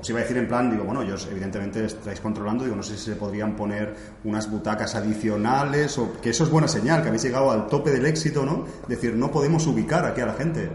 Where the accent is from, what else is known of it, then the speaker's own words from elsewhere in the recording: Cornellà de Llobregat, Catalonia, Spain; now in Barcelona, Spain; soy nacido aquí, soy de Cornellá, pero ahora hace unos años que vivo en Barcelona